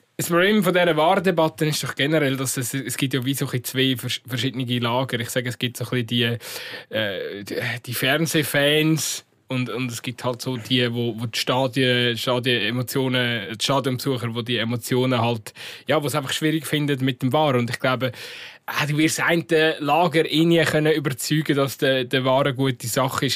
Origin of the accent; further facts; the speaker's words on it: Switzerland; bei uns in der Schweiz